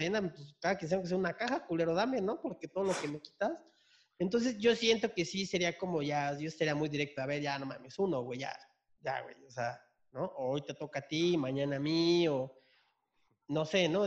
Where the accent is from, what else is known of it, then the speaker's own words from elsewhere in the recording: Chiapas, Mexico; now in Mexico City, Mexico; De Chiapas, pero pues ya vivo aquí en, en la ciudad. Ya llevo años aquí en la ciudad